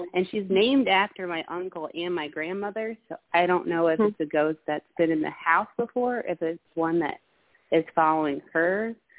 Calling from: Bluffton, South Carolina, United States; I'm calling from Bluffton, South Carolina, by the way. So the Low Country is beautiful if you have not visited or heard.

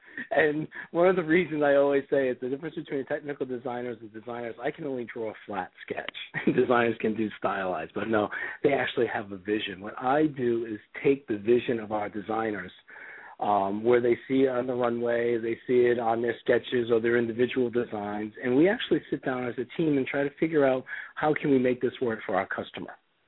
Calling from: Ohio, United States; I'm actually calling from Ohio because in the world of travel, my plane got canceled.

